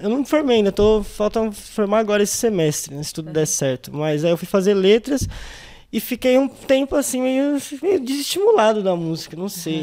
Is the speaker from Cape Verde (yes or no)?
no; São Paulo, Brazil; also born or lived in Jardim Casablanca / Capão Redondo; eu sou nascido na Vila das Belezas, né, e aí conforme o tempo foi passando, eu fui vindo, fui vindo aqui mais para a região.